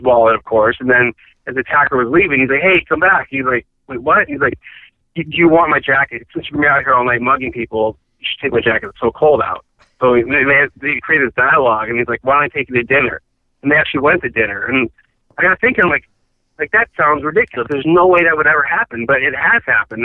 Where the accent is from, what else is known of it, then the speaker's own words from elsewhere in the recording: Michigan, United States; moved away as an adult; also born or lived in Chicago; now in Los Angeles, United States; my family's all from Chicago. I grew up in Michigan